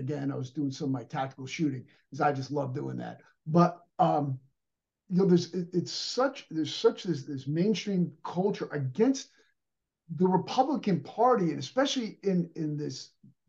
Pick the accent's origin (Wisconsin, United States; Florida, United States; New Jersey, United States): New Jersey, United States; Paterson; My last name got changed, but they all landed in Patterson. That's where I was born.